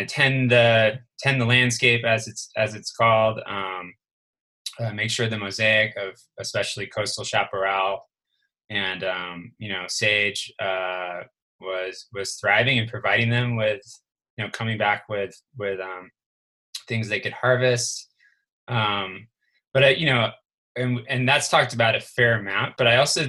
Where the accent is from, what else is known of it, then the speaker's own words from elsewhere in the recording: California, United States; moved away as an adult; I left California after high school, and I didn't really ever come back to live.